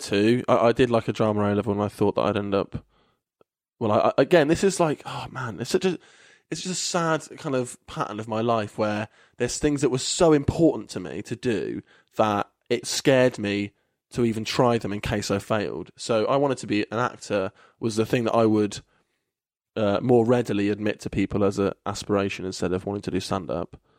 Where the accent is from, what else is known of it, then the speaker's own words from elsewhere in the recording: Kettering, East Midlands, United Kingdom; now in Bristol, United Kingdom; Kettering, which is my hometown